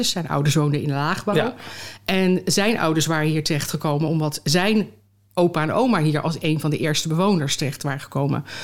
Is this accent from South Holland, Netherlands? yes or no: yes; The Hague, South Holland, Netherlands; Geboren en getogen. Ja? Ik ben geboren op de Nieuwe Duinweg. Daar was de geboortekliniek van het eh, ziekenfonds de ASIVO.